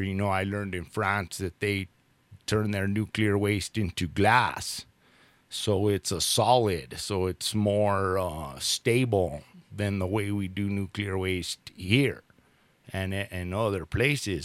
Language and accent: English; Albuquerque, New Mexico, United States; also born or lived in Los Alamos, New Mexico; now in Taos, United States; I was born in Albuquerque and I did spend my summers here in Taos with my grandparents. And um, then, when I was about in fifth grade, I moved to Los Alamos